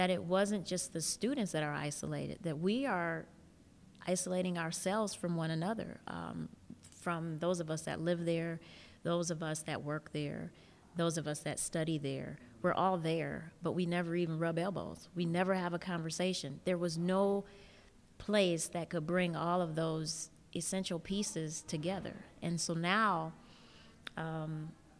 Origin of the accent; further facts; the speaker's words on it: Detroit, Michigan, United States; also born or lived in East Lansing, Michigan; I'm born and raised in Detroit, only went away to go to school.